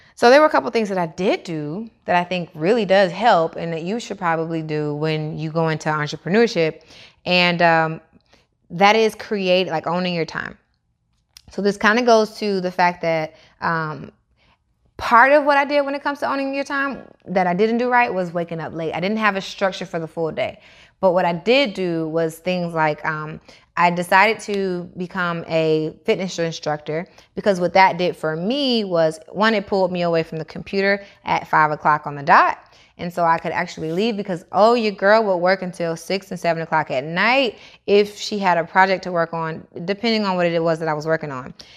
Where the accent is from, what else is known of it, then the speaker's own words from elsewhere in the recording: Atlanta, Georgia, United States; also born or lived in Niagara Falls; I moved from Niagara Falls to Atlanta when I was six years old